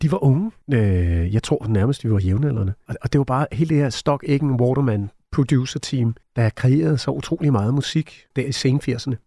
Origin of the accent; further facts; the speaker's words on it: Næstved, Zealand, Denmark; moved away; also born or lived in London; født og opvokset i Næstved